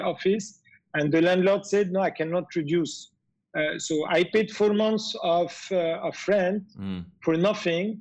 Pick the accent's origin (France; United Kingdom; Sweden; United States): France; moved away as an adult; now in Dubai, United Arab Emirates; being French, I come from France where I pay 50% of tax on my revenue.